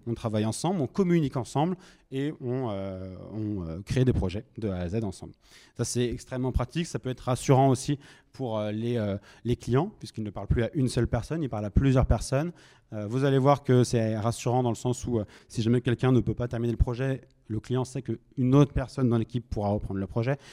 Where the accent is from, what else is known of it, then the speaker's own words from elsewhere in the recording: Nantes, Pays de la Loire, France; moi je suis originaire de Nantes